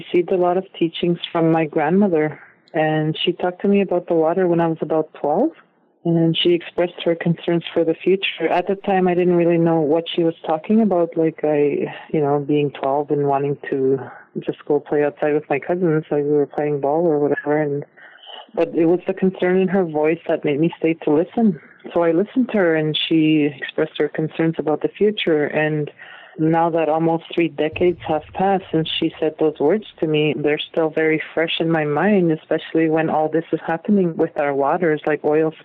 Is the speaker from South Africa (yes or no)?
no; Peawanuck, Ontario, Canada; moved away as an adult; also born or lived in Alberta; my community, because we're downstream from the Ring of Fire Belt and along with the other Omeshkegowuk communities from the James Bay Coast